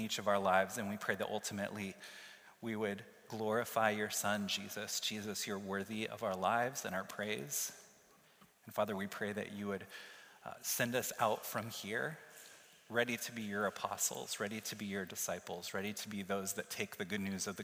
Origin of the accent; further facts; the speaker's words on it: Kansas City, Missouri, United States; moved away as an adult; now in Iowa City, United States; I lived in my hometown of Kansas City, Missouri for 22 years